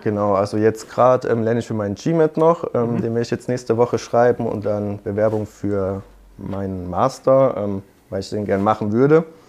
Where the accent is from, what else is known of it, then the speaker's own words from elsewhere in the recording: Hockenheim, Baden-Württemberg, Germany; ich komme aus Hockenheim, Hockenheimring, mhm. kennt man ja vielleicht. Ähm, da habe ich mein Abi gemacht